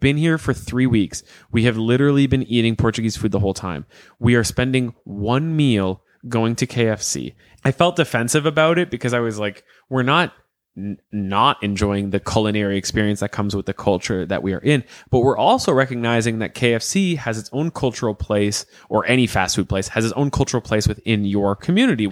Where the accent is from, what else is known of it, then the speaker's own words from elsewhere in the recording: Canada; we're Canadian.